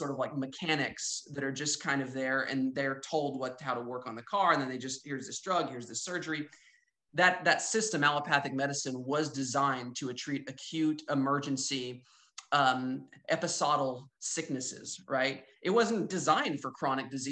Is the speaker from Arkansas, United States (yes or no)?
yes; Northwest Arkansas, United States; I'm from Northwest Arkansas